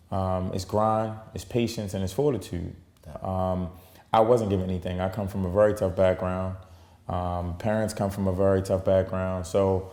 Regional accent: Baltimore, Maryland, United States; growing up in Baltimore and, you know, coming from the hood

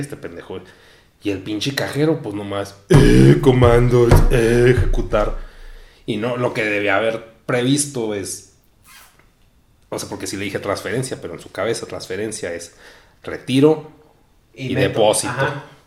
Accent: Mexico; nací en México

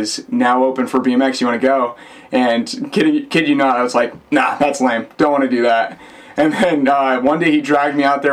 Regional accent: Naples, Florida, United States; moved away as an adult; also born or lived in Blue Bell, Pennsylvania / Tallahassee, Florida; now in St. Petersburg, United States; when I was young, we moved down to Naples, Florida

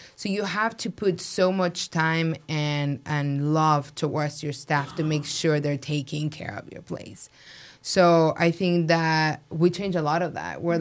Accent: Mexico City, Mexico; now in Las Vegas, United States; I'm from Mexico City. My family in Mexico they own restaurants

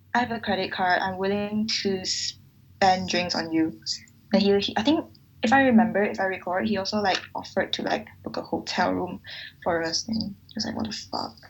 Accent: Malaysia; where are you from and i said um Malaysia

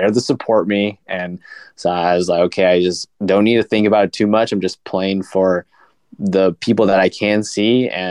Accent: Camas, Washington, United States; we're both from the Camas Washington area, and that's really close to Portland, Oregon

